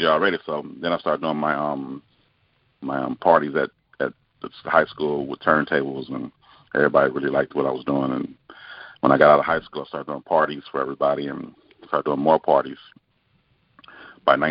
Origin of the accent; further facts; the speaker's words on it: Los Angeles, California, United States; I was born and raised in Los Angeles, California